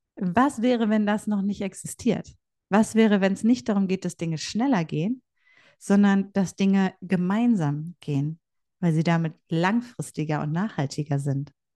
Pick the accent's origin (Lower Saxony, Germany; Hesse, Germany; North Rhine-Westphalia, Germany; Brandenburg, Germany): North Rhine-Westphalia, Germany; Bielefeld; ich bin Ostwestfälin äh, durch und durch